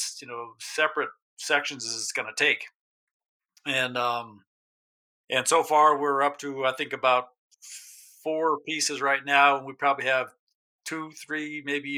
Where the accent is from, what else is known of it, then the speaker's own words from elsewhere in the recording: New Mexico, United States; moved away as an adult; also born or lived in Alaska; I grew up in New Mexico